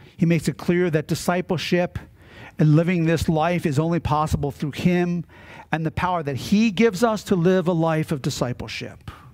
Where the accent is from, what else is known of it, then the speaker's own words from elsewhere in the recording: Maryland, United States; Growing up in Maryland and on the Chesapeake Bay, my father and my grandfather always had boats.